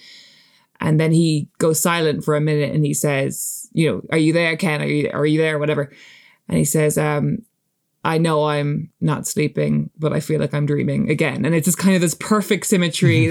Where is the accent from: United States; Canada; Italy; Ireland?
Ireland; as like an Irish person